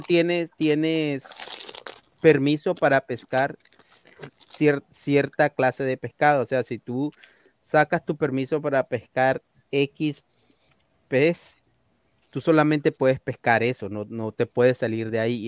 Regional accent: Coast, Ecuador; now in United States; En la costa de donde soy yo

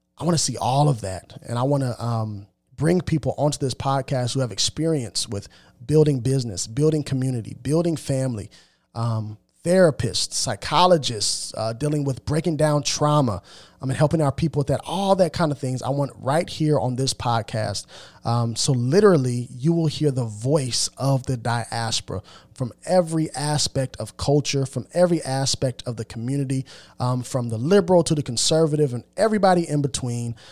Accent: United States; I am an African American. Um, I know that I'm a Hebrew, but I am of African descent and I live in America

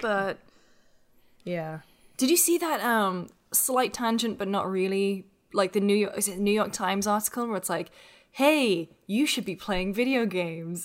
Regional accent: United Kingdom; I'm British.

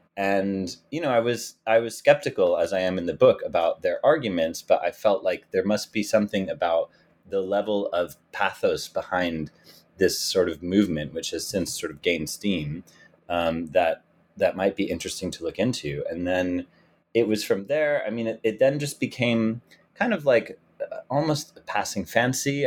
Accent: United States; as an American and as a Jew

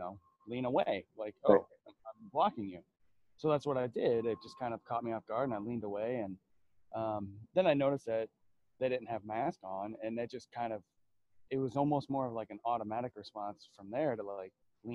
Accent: the South, United States; I grew up in the South

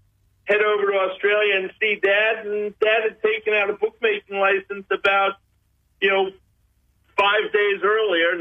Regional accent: Boca Raton, Florida, United States; moved away; I'm originally from Florida. My father was the tennis pro at the Boca Raton Hotel, and I grew up in Boca Raton, Florida

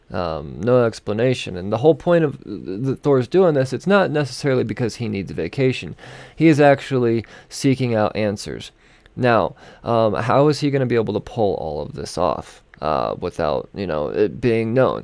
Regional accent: Denver, Colorado, United States; my hometown of Denver

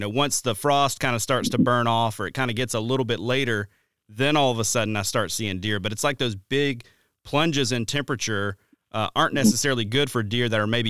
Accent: Deep South, United States; I grew up hunting in the Deep South, like I've said before.

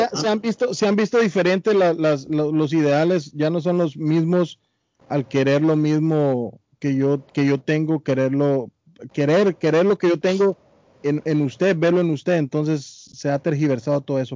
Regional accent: Guatemala; soy guatemalteco

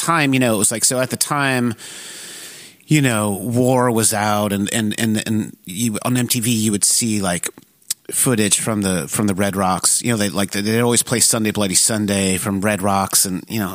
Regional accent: Connecticut, United States; moved away as an adult; also born or lived in Providence, Rhode Island / Virginia / San Francisco; now in Philadelphia, United States; I grew up in mostly in Connecticut. Born in Providence, Rhode Island. Grew up in Connecticut, sort of suburbs of New York City

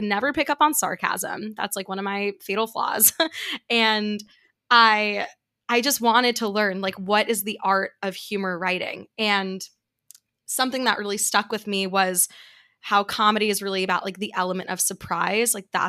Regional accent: New York City, New York, United States; there's certain things that I got away with growing up in New York City that I wrote about that I thought was hilarious

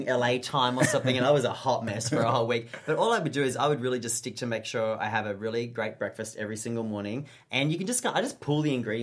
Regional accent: Australia; moved away as an adult; now in Los Angeles, United States; being Australian

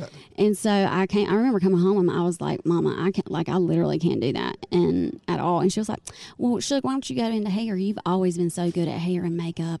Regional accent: Goldsboro, North Carolina, United States; born or raised there; also born or lived in Wilmington, North Carolina

